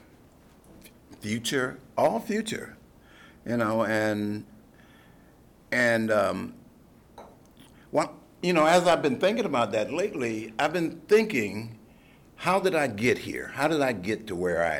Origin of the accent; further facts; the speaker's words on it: Detroit, Michigan, United States; I grew up in Detroit